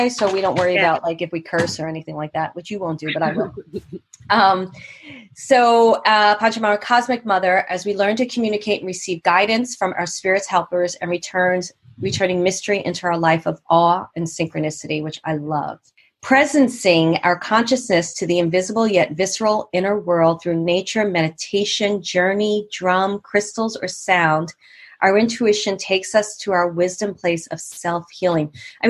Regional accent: New York City, New York, United States; moved away; also born or lived in Manhattan / Poughkeepsie; I'm from Brooklyn and then Manhattan.

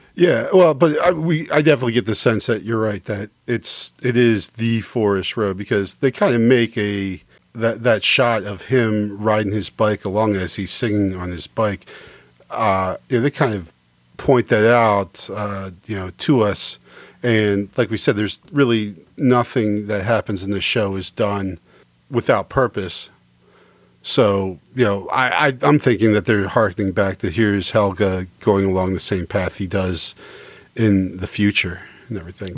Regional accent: United States; as an American

